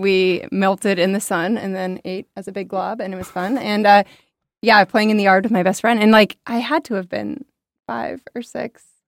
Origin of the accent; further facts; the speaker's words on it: Englewood, Florida, United States; moved away as an adult; now in Thailand; Englewood is where I'm from